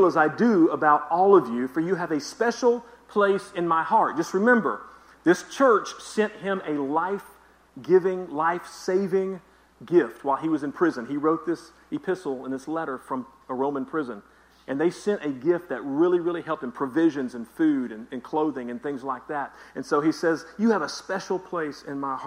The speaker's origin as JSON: {"language": "English", "region": "the South", "country": "United States", "said": "I'm from the South"}